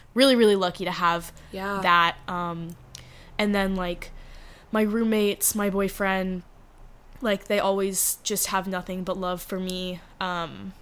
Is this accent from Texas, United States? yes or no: yes; Dallas, Texas, United States; born or raised there; also born or lived in Arkansas / Los Angeles